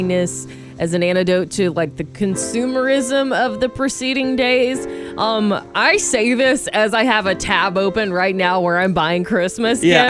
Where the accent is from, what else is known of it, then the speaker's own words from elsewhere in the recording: Georgia, United States; now in California, United States; educated growing up in Georgia